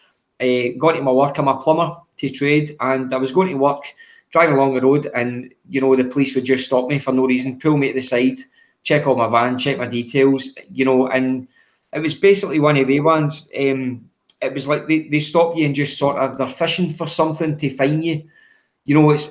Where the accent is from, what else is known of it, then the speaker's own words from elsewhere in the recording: Cumbernauld, Scotland, United Kingdom; also born or lived in Maryhill, Glasgow; So I grew up in Cumbernauld, originally born in Maryhill, but grew up in Cumbernauld